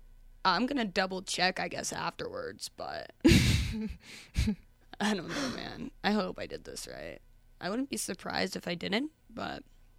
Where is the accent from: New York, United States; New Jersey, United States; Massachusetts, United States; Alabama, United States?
New York, United States; Westchester; from Westchester, New York, right on the Hudson